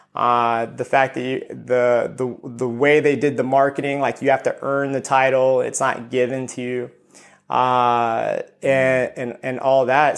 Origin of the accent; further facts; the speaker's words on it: Ontario, California, United States; also born or lived in Costa Rica / Chino Hills, California; I grew, I grew up in Ontario, California for, for a good amount